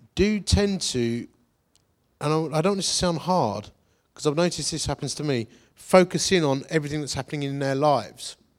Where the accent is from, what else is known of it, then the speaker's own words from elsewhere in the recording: London, United Kingdom; accent: Cockney; I'm like an English Cockney